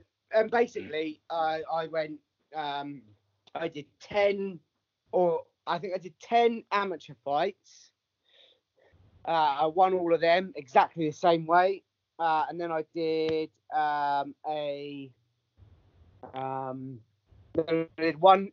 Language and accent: English; Southampton, South East England, United Kingdom; now in Bournemouth, United Kingdom; that was in Southampton, and that was my hometown